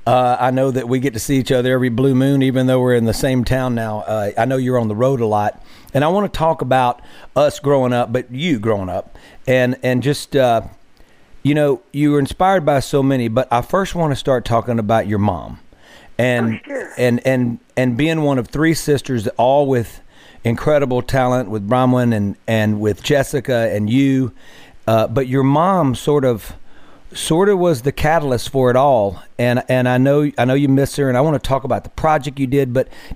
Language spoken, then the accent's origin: English; Mississippi Delta, United States; born or raised there